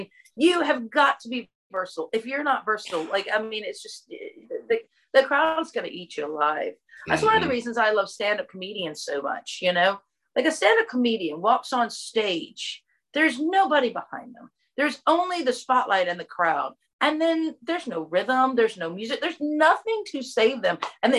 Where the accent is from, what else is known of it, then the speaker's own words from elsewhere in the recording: Texas, United States; accent: Southern; you heard that I had the Southern accent and where are you from? Texas.